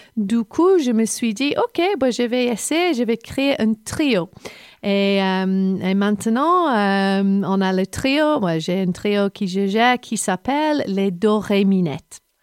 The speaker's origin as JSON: {"language": "French", "region": "England", "country": "United Kingdom", "also_born_or_lived": "London", "second_language": "French", "moved": "as an adult", "lives_now": "Montpellier, France", "said": "je suis anglaise"}